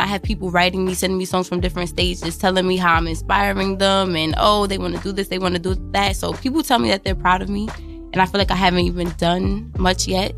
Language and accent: English; New York City, New York, United States; I was originally from Brownsville, Ocean Hill, Brownsville